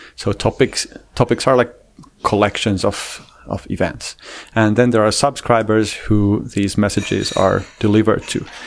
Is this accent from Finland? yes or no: yes; Finland; I'm a Finnish guy.